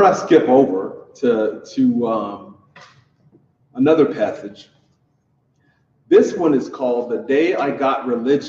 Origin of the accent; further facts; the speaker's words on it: Louisiana, United States; moved away; my home state of Louisiana